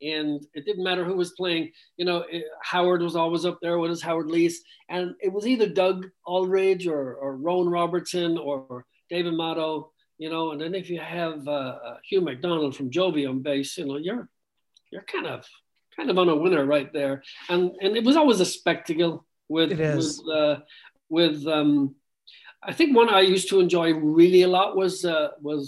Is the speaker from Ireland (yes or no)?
yes; Ireland; moved away; I was born and raised in Ireland